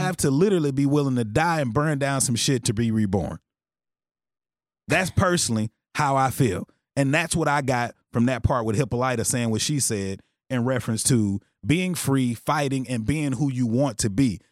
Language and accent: English; Texarkana, Texas, United States; I'm from Texarkana, Texas.